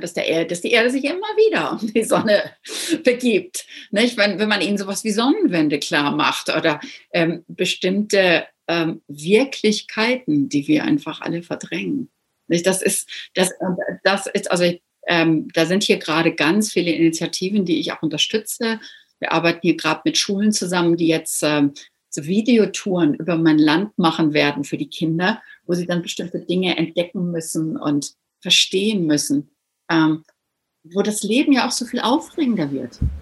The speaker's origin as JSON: {"language": "German", "region": "Northern Germany", "country": "Germany", "moved": "yes", "said": "ich bin ja auch hier als Norddeutsche"}